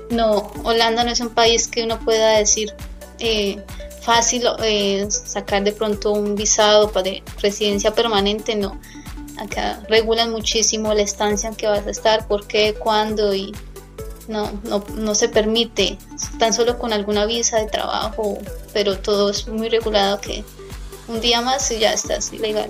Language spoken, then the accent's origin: Spanish; Colombia; moved away as an adult; now in Netherlands; como mm, colombiana